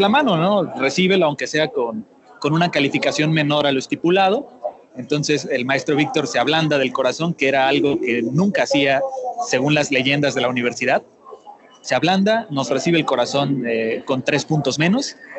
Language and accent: Spanish; Tuxtla Gutiérrez, Chiapas, Mexico; Yo soy originario de Tuxtla Gutiérrez, del estado de Chiapas, al sureste de México